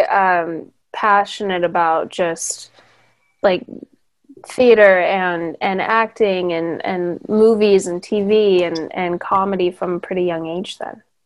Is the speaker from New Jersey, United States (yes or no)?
no; Hemet, California, United States; I grew up in Hemet.